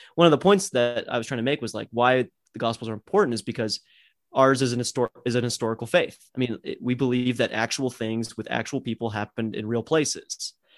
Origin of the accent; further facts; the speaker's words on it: United States; as an American